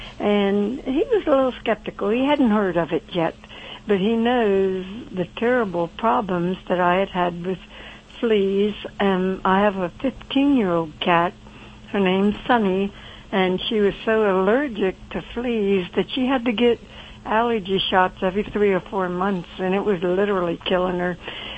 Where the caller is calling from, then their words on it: Belleville, Pennsylvania, United States; Central Pennsylvania, or a little place called Belleville.